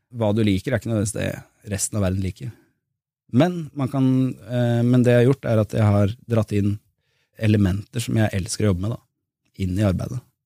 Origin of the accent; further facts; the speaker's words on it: Drammen, Buskerud, Norway; moved away; also born or lived in Bergen; Jeg flyttet tilbake til Drammen, jeg var født og vokst der.